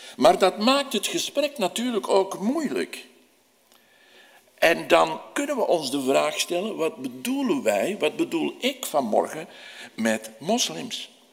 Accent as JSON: {"language": "Dutch", "town": "Antwerp", "region": "Flanders", "country": "Belgium", "said": "Als Antwerpenaar"}